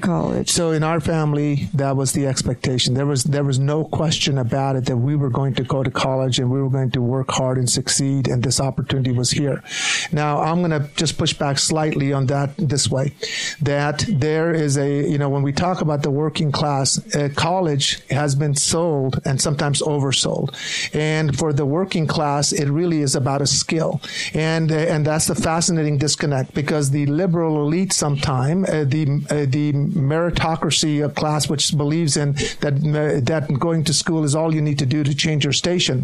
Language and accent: English; Kearns, Utah, United States; I grew up in Kearns